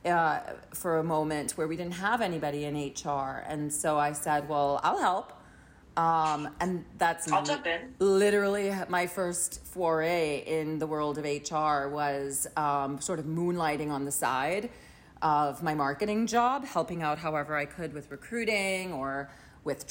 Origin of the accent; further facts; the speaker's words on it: Trinidad & Tobago; moved away as an adult; now in United States; Grew up in Trinidad until the age of 19, when I decided to come to the U.S. for school